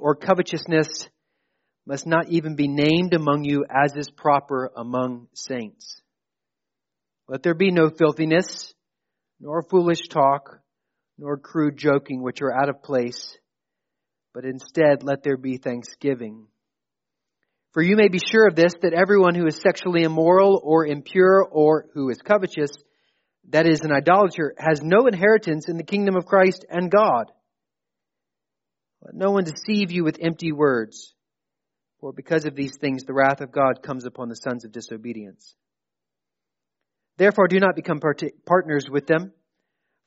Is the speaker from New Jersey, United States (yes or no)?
no; New Braunfels, Texas, United States; Growing up in New Braunfels, Texas, I played a lot of soccer